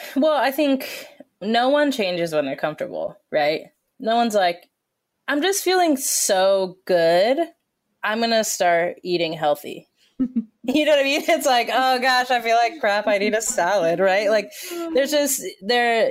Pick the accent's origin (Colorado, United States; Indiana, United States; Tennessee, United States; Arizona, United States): Colorado, United States; I grew up in Colorado